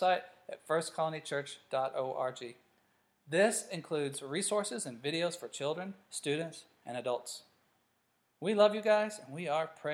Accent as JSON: {"language": "English", "country": "United States", "tie": "born or raised there", "also_born_or_lived": "Africa", "moved": "as an adult", "said": "growing up in America"}